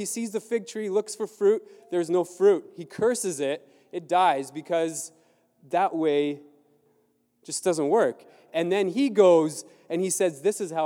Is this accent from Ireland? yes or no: no; Southern Ontario, Canada; also born or lived in Mexico; I grew up in Southern Ontario